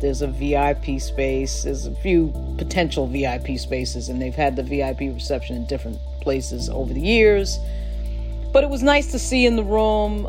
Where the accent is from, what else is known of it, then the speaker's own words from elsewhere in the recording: Long Island, New York, United States; also born or lived in Bronx, New York; I grew up on Long Island, but I was born in the Bronx.